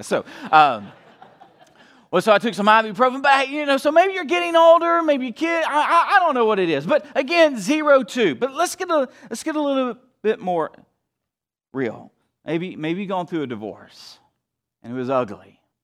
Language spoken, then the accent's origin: English; the South, United States; now in Wheaton, United States; I'm from the South